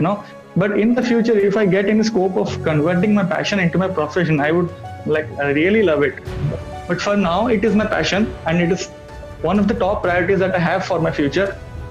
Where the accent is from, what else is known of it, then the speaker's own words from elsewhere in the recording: Odisha, India; moved away as an adult; now in Thiruvananthapuram, India; I'm from Odisha, but currently I'm working in Trivandrum of Kerala.